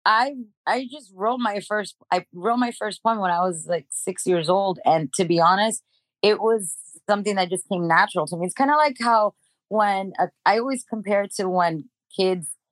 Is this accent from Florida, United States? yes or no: yes; Miami, Florida, United States; moved away as an adult; also born or lived in Dominican Republic / Kendall, Miami; now in Los Angeles, United States; I was raised in Miami. We moved to Miami when I was 5